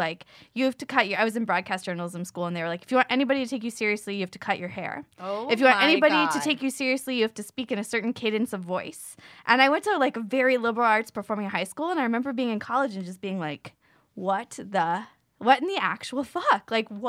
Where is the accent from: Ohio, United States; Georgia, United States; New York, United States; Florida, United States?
Florida, United States; I'm also from the South. Like, I went to high school and college in Florida. I went to University of Florida.